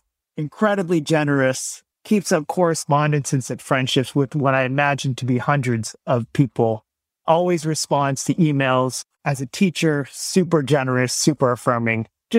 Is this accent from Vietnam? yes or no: yes; Vietnam; now in United States; Our family had some initial run-in with the church because we're Vietnamese immigrants. We came in 1975 at the end of the Vietnam War.